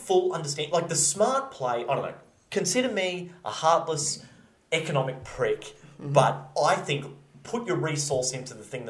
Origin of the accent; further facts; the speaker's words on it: Australia; he goes, where are you from? I said, Australia.